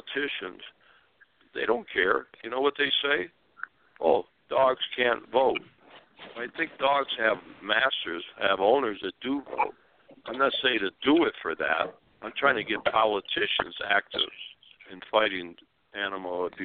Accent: Springfield, Massachusetts, United States; now in Arizona, United States; my father in Springfield, Massachusetts, the Sons of Italy, and my father had grocery stores selling Italian food. So I grew up that way.

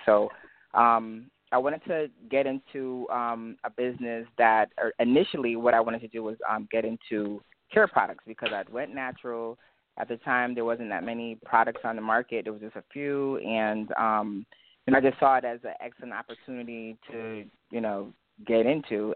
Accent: Hartford, Connecticut, United States; accent: Jamaican; I'm from Hartford, Connecticut. Um, both of my parents, my whole family is Jamaican. So my mom, my dad, they're Jamaican, but I grew up here

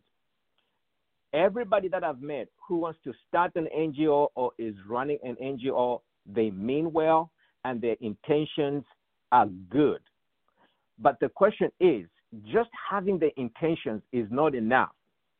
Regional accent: Ndola, Copperbelt Province, Zambia; moved away as an adult; also born or lived in South Africa; I grew up in Zambia as a privileged young boy.

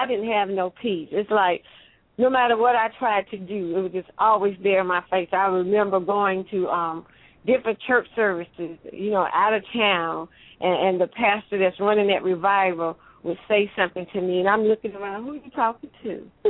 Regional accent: Eastover, United States; I grew up in a little country town called Eastover

